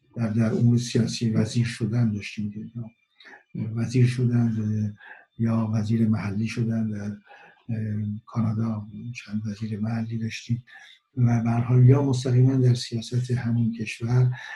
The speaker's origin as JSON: {"language": "Persian", "country": "Iran", "moved": "yes", "said": "در خارج از ایران هستم"}